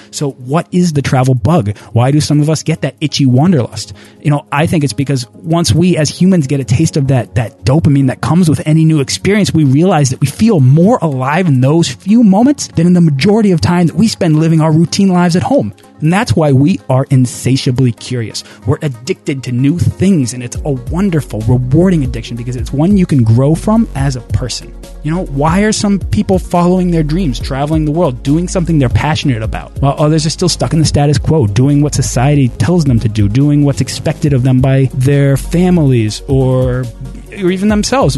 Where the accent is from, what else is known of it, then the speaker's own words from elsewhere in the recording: United States; growing up in the States